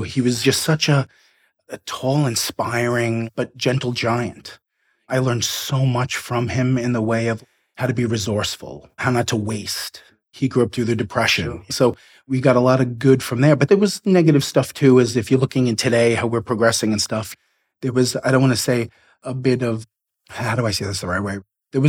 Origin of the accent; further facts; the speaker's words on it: New York City, New York, United States; I grew up in Queens, basically Bayside, North Flushing. It's the northeastern furthest point of Queens, right under the Throgs Neck Bridge, right on the bay area, on the water.